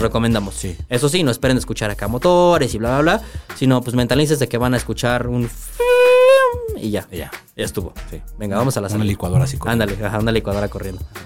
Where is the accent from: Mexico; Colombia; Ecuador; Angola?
Mexico; como mexicano